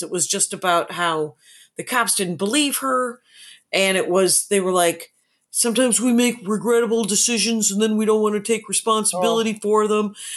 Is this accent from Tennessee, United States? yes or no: no; Wisconsin, United States; I am from Wisconsin